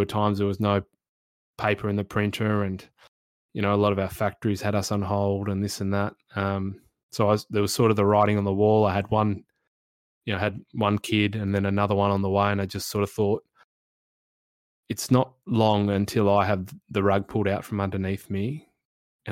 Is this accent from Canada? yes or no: no; Perth, Western Australia, Australia; also born or lived in Sydney; now in Brisbane, Australia; I was born in Perth.